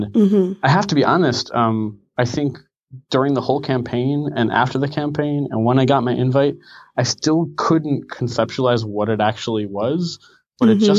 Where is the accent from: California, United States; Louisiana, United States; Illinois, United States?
Illinois, United States; Chicago; moved away as an adult; now in Portland, United States; I grew up in Chicagoland